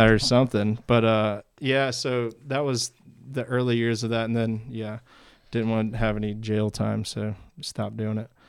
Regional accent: Alabama, United States; we're used to seeing these things growing up in Alabama

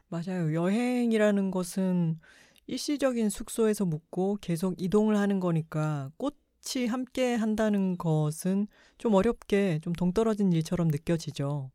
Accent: Busan, South Korea; now in Seoul, South Korea; 부산 저희 고향을

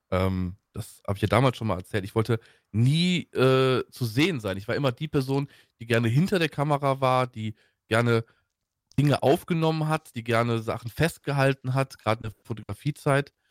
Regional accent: Troisdorf, North Rhine-Westphalia, Germany; ich bin ähm, aufgewachsen und geboren in Troisdorf. Ähm, das liegt bei Bonn.

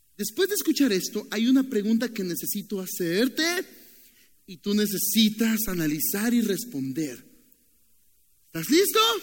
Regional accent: Nicaragua; moved away; also born or lived in Costa Rica; soy de Nicaragua

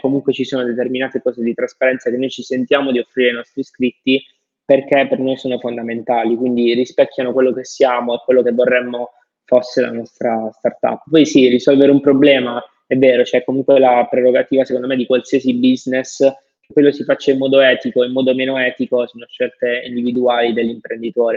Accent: the South, Southern Italy, Italy; vengo da, dal sud, vengo da lì

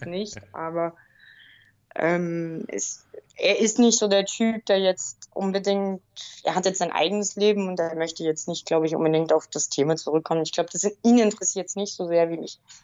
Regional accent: Bavaria, Germany; Ich bin ja auch aus dem Bayernland

